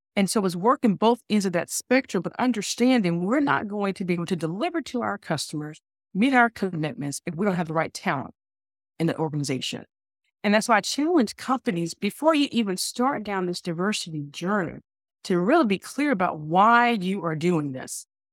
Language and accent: English; Alabama, United States; I grew up in South, in the South, I grew up in Alabama, a, in the Bible Belt